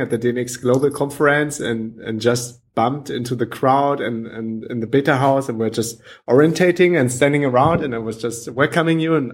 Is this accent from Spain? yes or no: yes; Mallorca, Balearic Islands, Spain; English is a second language; Yeah, I was born in Mallorca.